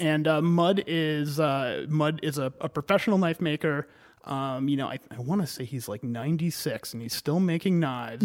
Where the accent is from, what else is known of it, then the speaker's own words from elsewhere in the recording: Cumberland, Maine, United States; also born or lived in Hartford, Connecticut; I've been a Mainer ever since then. Uh, and I grew up in Cumberland.